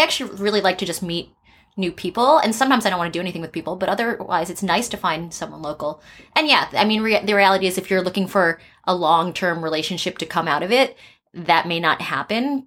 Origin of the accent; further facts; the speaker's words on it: East Coast, United States; now in San Francisco, United States; I'm from the East Coast, and I've lived in four different countries